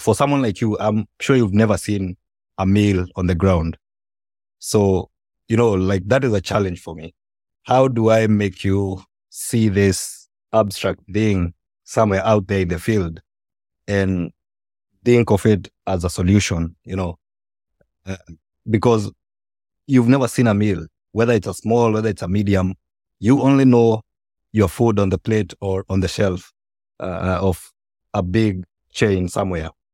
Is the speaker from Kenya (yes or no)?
yes; Kenya; when I was growing up, um, I'm from Kenya